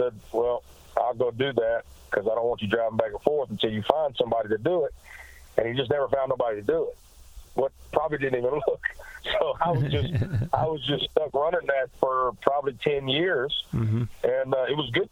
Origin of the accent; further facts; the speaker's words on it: Blytheville, Arkansas, United States; also born or lived in Memphis, Tennessee; now in Nashville, United States; I was born in Memphis, Tennessee, but I was raised across the bridge in Arkansas, a town called Blytheville, Arkansas